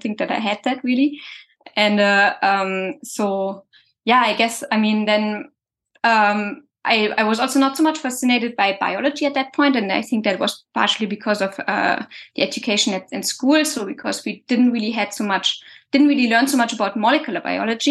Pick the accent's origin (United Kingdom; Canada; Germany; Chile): Germany; English is a second language; moved away as an adult; now in France; originally I'm from Germany